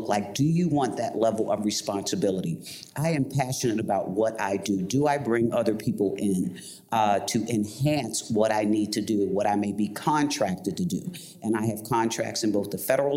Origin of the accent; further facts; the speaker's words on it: Baltimore, Maryland, United States; I'm from Baltimore.